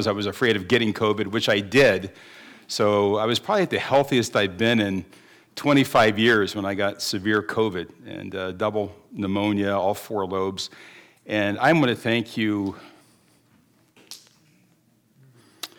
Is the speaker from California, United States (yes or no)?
no; Dayton, Ohio, United States; moved away; I was raised on Cassano Pizza because it began in Dayton, Ohio. That's where I was born and raised